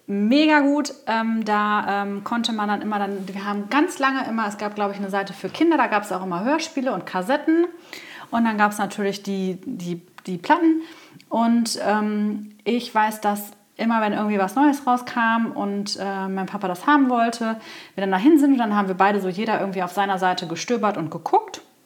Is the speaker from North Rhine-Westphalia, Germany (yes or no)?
yes; Coesfeld, North Rhine-Westphalia, Germany; Ich bin ja äh, zur Lamberti-Grundschule gegangen